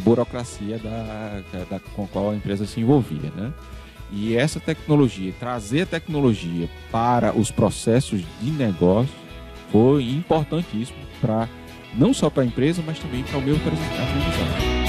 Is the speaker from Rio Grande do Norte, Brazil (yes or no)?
yes; Natal, Rio Grande do Norte, Brazil; eu nasci em Natal, fui criado em Natal